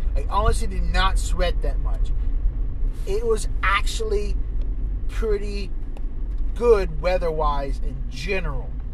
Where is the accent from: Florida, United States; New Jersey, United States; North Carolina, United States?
North Carolina, United States; Maiden; as soon as I got into Maiden as soon as I got in my hometown